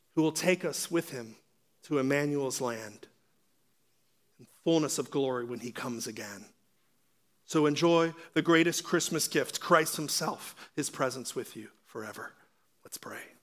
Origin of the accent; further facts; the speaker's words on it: Pittsburgh, Pennsylvania, United States; I'm from Pittsburgh, where Franco Harris had the Immaculate Reception.